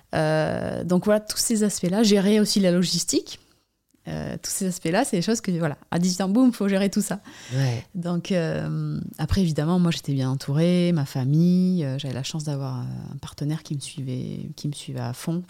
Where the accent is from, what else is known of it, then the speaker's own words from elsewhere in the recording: Basque Coast, Nouvelle-Aquitaine, France; J'habite euh, à sur la côte basque, euh, endroit où j'ai grandi aussi